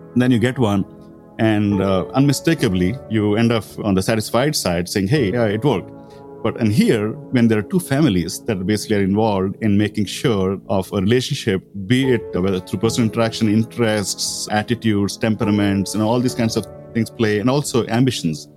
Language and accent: English; India; Growing up in India